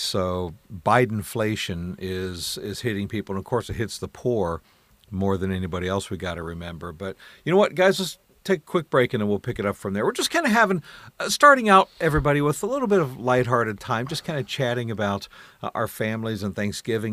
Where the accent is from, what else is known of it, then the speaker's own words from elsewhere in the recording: Columbus, Ohio, United States; now in Michigan, United States; I was raised in Columbus, Ohio